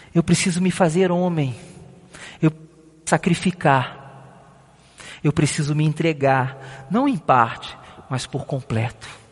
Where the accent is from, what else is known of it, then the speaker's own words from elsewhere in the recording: Rio de Janeiro, Brazil; moved away as an adult; now in São Paulo, Brazil; eu não sou de São Paulo, eu sou do Rio de Janeiro